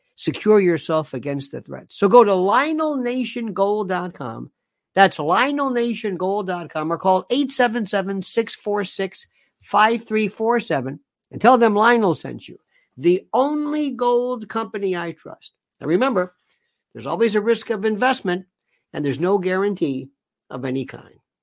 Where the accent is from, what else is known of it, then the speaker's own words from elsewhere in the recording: Tampa, Florida, United States; Tampa, my hometown